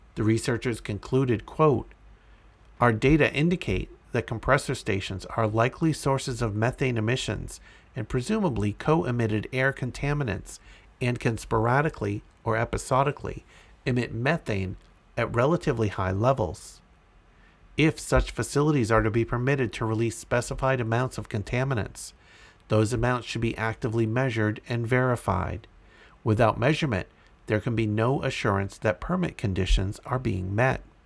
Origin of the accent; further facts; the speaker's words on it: Andover, Massachusetts, United States; moved away; I am originally from Andover, Massachusetts, and still have family in the area